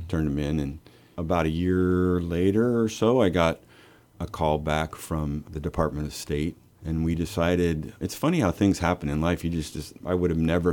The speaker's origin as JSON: {"language": "English", "town": "Lincoln", "region": "Nebraska", "country": "United States", "moved": "as an adult", "said": "I'm from Lincoln"}